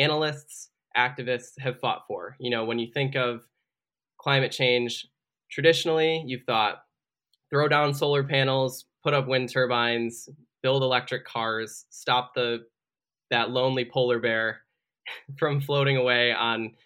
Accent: Michigan, United States; a water crisis in my home state, where the state government poisoned an entire city predominantly of African Americans

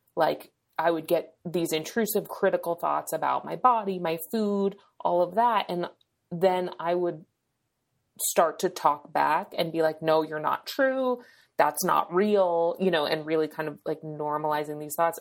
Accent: New Hampshire, United States; now in California, United States; I live in California, but I'm from New Hampshire

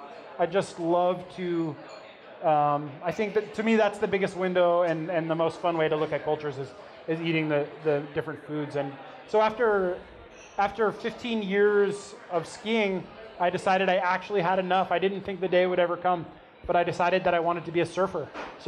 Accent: Colorado, United States; also born or lived in Telluride, Colorado; now in Ventura, United States; I'm originally actually from Colorado.

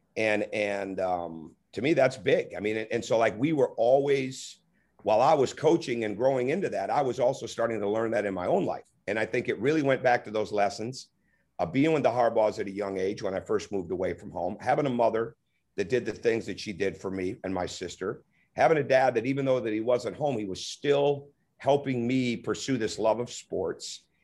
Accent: Michigan, United States; I grew up in Michigan

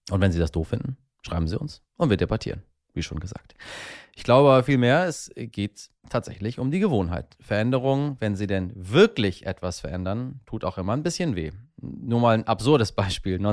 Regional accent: Iran; German is a second language; Ich tue mich äh, als Iraner, der ich ja ursprünglich mal war und in meinem Inneren ja irgendwo auch noch bin, sowieso relativ schwer mit dieser komischen Sprache

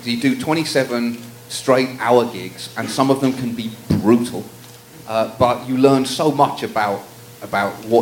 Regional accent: United Kingdom; moved away as an adult; now in United States; I am professionally British

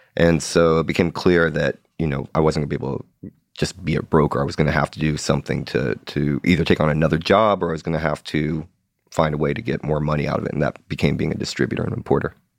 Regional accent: Seattle, Washington, United States; I grew up in Seattle

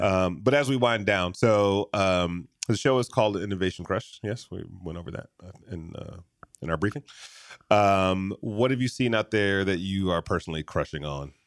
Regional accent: Michigan, United States; moved away; I grew up in Michigan

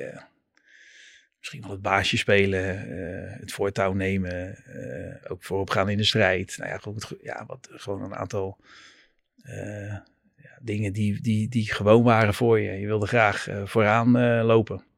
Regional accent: Netherlands; moved away as an adult; also born or lived in United States; als Nederlander

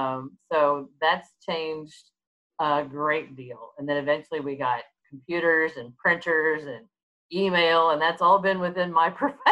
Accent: Fort Worth, Texas, United States; I was born and raised in Fort Worth, Texas.

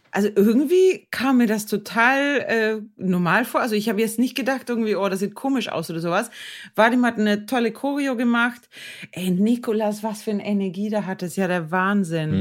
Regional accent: Sweden; ich als Schwedin

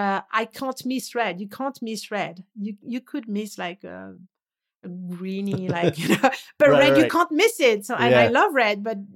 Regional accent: France; English is a second language; I was raised in France. I was to go to the south, to the Riviera every summer.

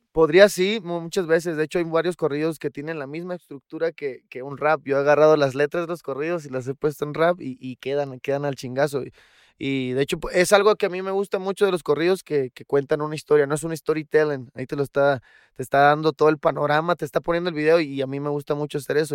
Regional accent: Los Cabos, Baja California Sur, Mexico; yo crecí en Los Cabos

